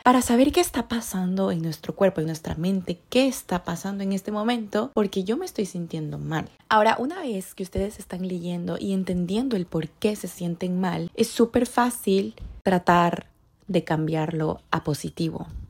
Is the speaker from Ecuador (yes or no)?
yes; Ecuador; moved away as an adult; now in Canada; yo soy de Ecuador y yo vivo en Canadá